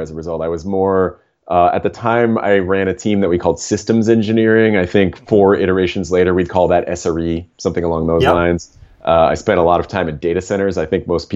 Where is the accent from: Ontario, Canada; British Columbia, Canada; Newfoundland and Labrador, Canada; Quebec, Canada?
Ontario, Canada; Toronto; I grew up in Toronto